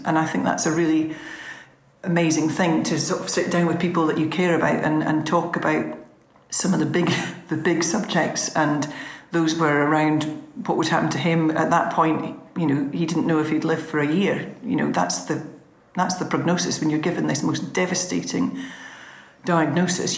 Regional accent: Scottish Borders, Scotland, United Kingdom; We're both from Borders farming families.

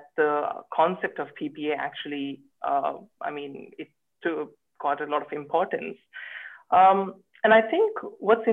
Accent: Bangalore, Karnataka, India; moved away as an adult; also born or lived in Sydney, Australia; now in Cambridge, United Kingdom; I am originally from Bangalore in India

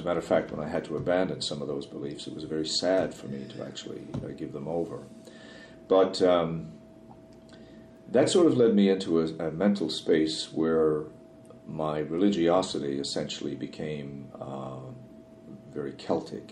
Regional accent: Newfoundland and Labrador, Canada; the world I grew up in in Newfoundland

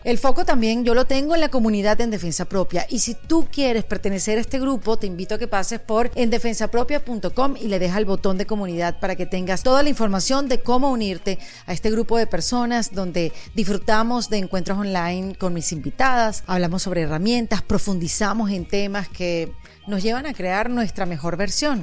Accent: Venezuela; somos venezolanas

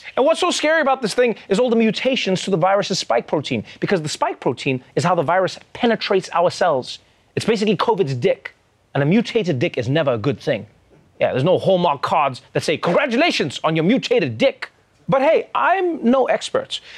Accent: South Africa; I too am a South African

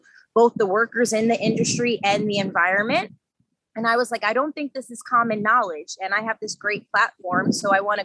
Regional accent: Long Island, New York, United States; growing up on Long Island

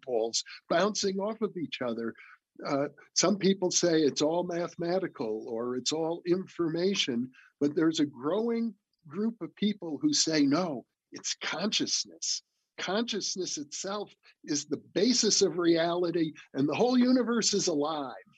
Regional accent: Midwest, United States; growing up in the Midwest, my father owned a furniture store

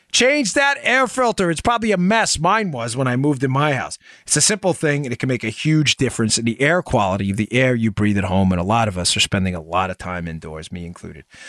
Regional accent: New York City, New York, United States; we grew up in New York City

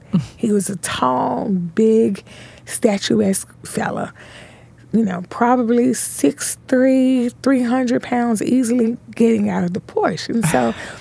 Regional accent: Memphis, Tennessee, United States; born and raised in Memphis, Tennessee

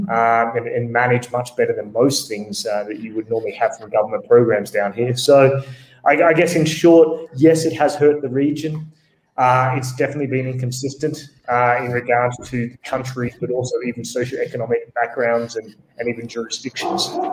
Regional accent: Australia; now in Bogota, Colombia; I'm actually Australian, uh, based here in Bogota, Colombia

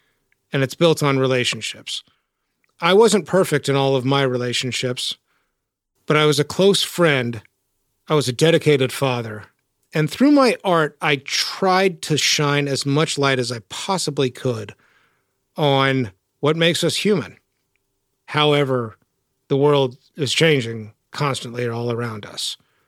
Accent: Texas, United States; So I'm from North Texas, and I grew up just a few decades after the frontier was sort of settled.

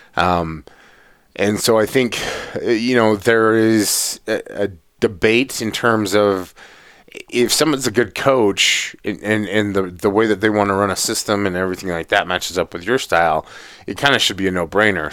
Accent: Atlanta, Georgia, United States; I grew up in Atlanta

